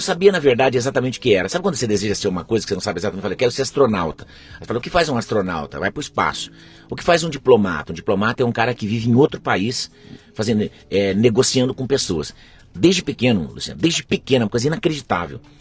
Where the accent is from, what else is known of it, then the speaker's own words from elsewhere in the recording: Presidente Prudente, São Paulo, Brazil; Eu nasci em Presidente Prudente, em São Paulo